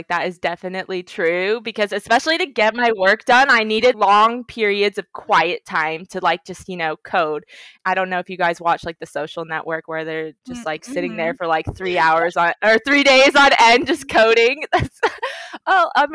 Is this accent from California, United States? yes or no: yes; Orange County, California, United States; first language English; I grew up in Orange County, AOC